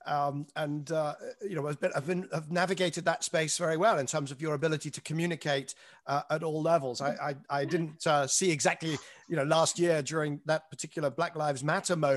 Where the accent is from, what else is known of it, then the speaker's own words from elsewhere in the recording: United Kingdom; I consider myself as British